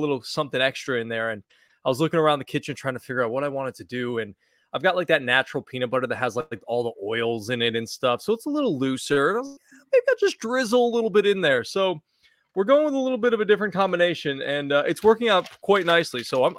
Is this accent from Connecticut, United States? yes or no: yes; Connecticut, United States; I didn't grow up in New York. I grew up New York adjacent. I grew up near New York. I grew up in earshot of WFAN.